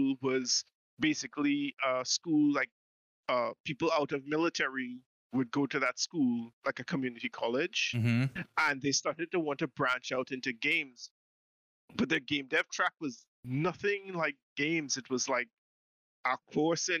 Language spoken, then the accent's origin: English; Trinidad & Tobago; I grew up in the Caribbean, in Trinidad